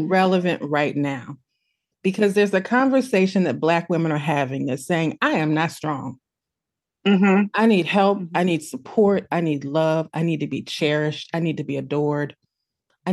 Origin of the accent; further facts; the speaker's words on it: Midwest, United States; We come from the Midwest